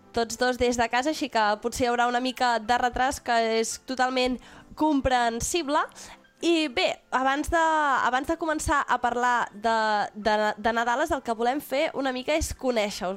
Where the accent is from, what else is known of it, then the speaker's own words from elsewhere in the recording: Catalonia, Spain; nosaltres som catalans